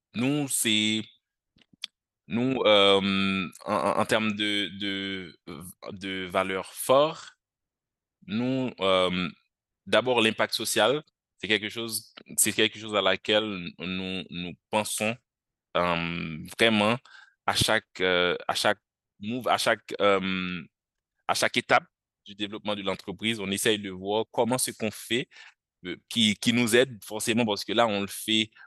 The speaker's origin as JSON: {"language": "French", "country": "Haiti", "moved": "as an adult", "lives_now": "France", "said": "Je suis haïtien et j'étudie actuellement en France"}